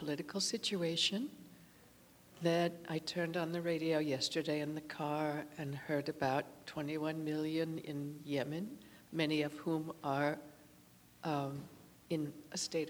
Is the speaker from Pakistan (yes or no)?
yes; Pakistan; now in Rancho Cucamonga, United States; I grew up in Pakistan